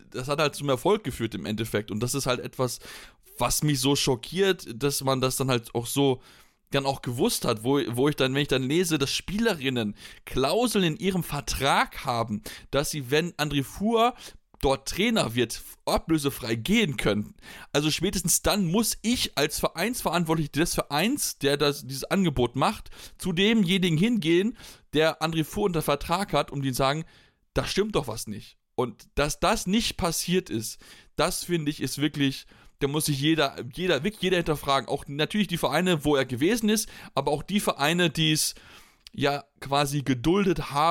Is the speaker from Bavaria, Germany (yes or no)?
no; Blomberg, North Rhine-Westphalia, Germany; ich komme aus der Region, ich, ich ich habe in Blomberg selbst jahrelang Handball gespielt